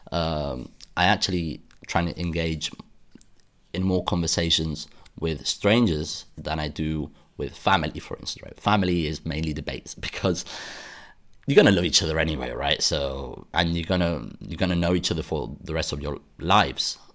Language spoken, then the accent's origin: English; United Kingdom; accent: British; I mean by that is that I am British. I people tell me I have a British accent